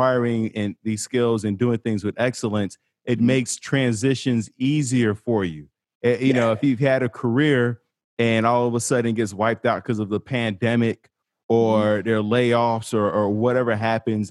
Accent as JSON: {"language": "English", "town": "Chicago", "region": "Illinois", "country": "United States", "said": "I'm from Chicago"}